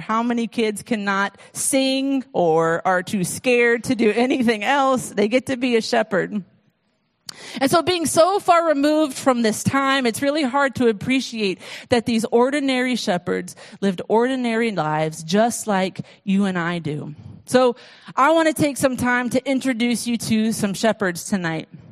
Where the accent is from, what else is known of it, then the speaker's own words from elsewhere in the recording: United States; being an American